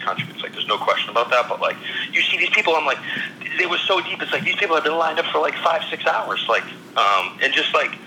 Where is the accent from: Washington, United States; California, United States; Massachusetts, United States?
Massachusetts, United States; Fitchburg; I was from Fitchburg